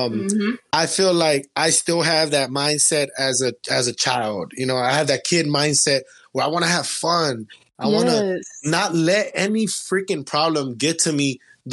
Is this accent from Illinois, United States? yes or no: no; Los Angeles, California, United States; moved away as an adult; also born or lived in Compton, California; now in Bakersfield, United States; I'm from Los Angeles, California. I was born in Compton, raised in South Central